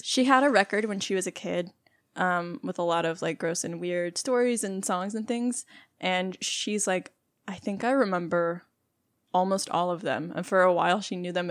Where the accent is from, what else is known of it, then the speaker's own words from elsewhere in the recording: Texas, United States; we're both from Texas